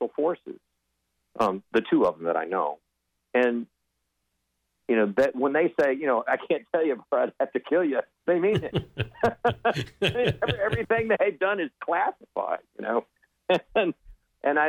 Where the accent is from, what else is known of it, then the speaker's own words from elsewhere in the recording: Del Rio, Texas, United States; I was born and raised in West Texas, Del Rio, Texas